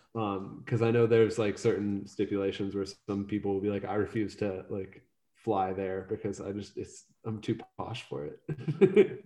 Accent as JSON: {"language": "English", "town": "Salem", "region": "Ohio", "country": "United States", "tie": "born or raised there", "also_born_or_lived": "Philadelphia / Melbourne", "said": "I was born in a small town in northeastern Ohio called Salem."}